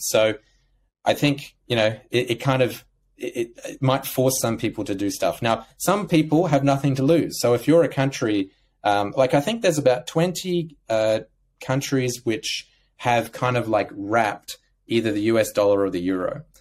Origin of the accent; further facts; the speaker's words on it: Australia; growing up in Australia